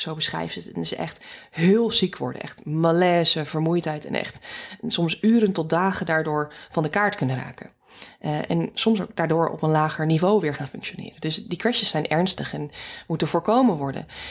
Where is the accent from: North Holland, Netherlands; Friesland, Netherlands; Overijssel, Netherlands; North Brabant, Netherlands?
North Holland, Netherlands; Alkmaar; moved away as an adult; also born or lived in Groningen / Amsterdam region / Rotterdam; mijn roots liggen in eh, Noord-Holland, in Alkmaar